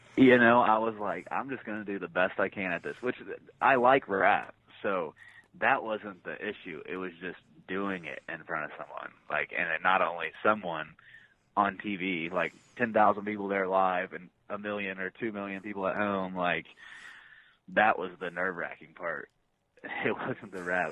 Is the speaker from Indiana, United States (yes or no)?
yes; Shelbyville, Indiana, United States; my pro wrestling journey started in Shelbyville, Indiana, which is my hometown.